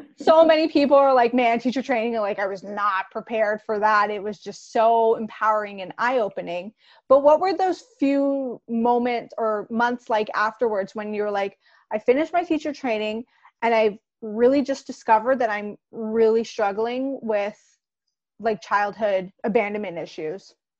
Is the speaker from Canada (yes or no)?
yes; Canada; I'm Canadian